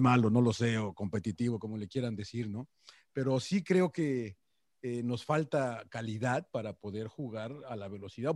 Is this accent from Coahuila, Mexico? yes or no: no; Mexico City, Mexico; now in Los Angeles, United States; había nacido, nací en México, en el DF, había visto fútbol mexicano